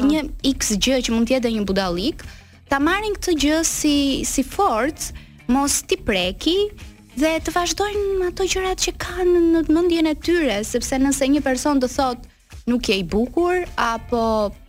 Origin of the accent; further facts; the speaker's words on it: Delvinë, Vlorë County, Albania; Unë uh, jam nga qyteti vogël i Delvinës, mm -hmm. edhe jam po aq krenare në fakt që jam nga Delvina, po ai sam krenare që jam Rome.